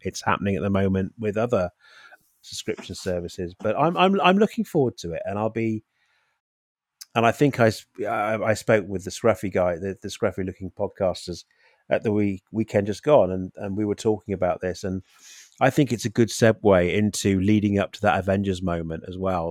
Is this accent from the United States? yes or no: no; United Kingdom; as a Brit, as a Brit